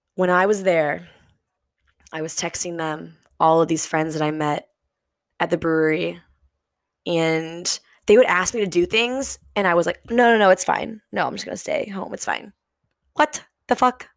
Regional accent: St. Louis, Missouri, United States; moved away as an adult; I grew up, born and raised in Saint Louis, Missouri

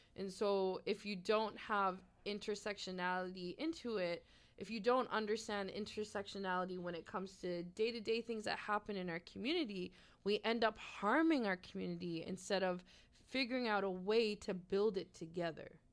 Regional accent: Halifax, Nova Scotia, Canada; I was born and raised here in Mi'kmaq territory

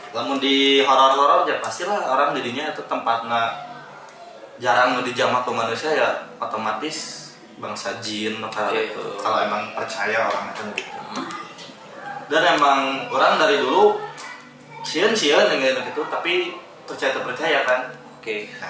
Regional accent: West Sumatra, Indonesia; mana ya sebagai orang Minang naik gunung ayah ketakutan

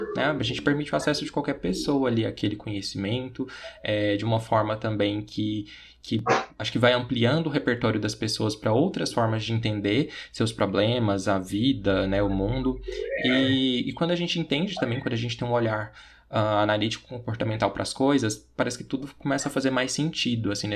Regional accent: Goiás, Brazil; Eu sou daqui de Goiás

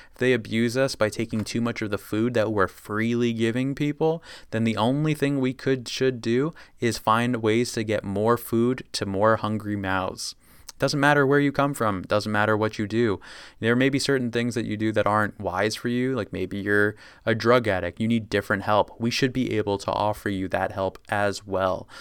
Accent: United States; being American

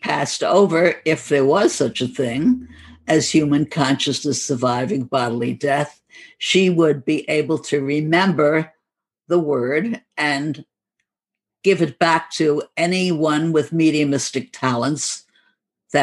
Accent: New York City, New York, United States; accent: New York; And we were from Brooklyn, and we sometimes would imitate the Brooklyn accent, although I don't think we deeply, heavily were stamped by it.

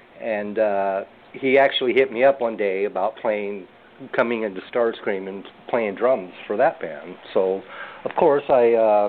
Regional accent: California, United States; accent: Americanized; moved away as an adult; now in Philippines; No, I was actually born and raised in California

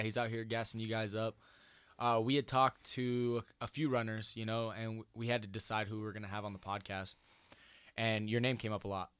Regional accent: Denison, Iowa, United States; moved away; I'm from Denison

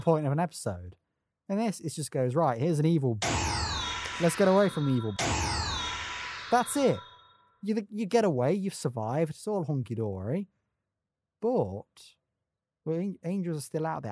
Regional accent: Nottingham, East Midlands, United Kingdom; I'm from Nottingham.

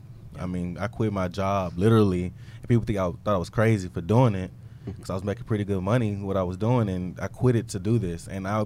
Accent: Houston, Texas, United States; also born or lived in Florida; where I come from, South Park, you know, growing up in South Park, going to school in Third Ward.

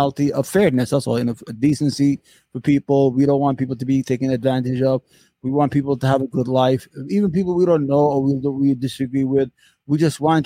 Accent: New York City, New York, United States; also born or lived in Yemen; I grew up in New York

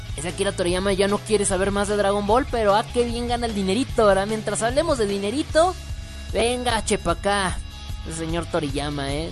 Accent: Mexico; yo soy mexicano

